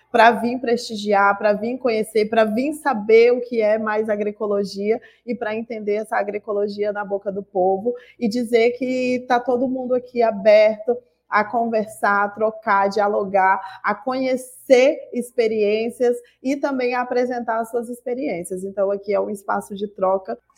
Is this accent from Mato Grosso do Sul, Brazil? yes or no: no; Acre, Brazil; estou aqui no Rio de Janeiro há alguns dias, mas eu sou do Acre, do estado do Acre, sul amazônida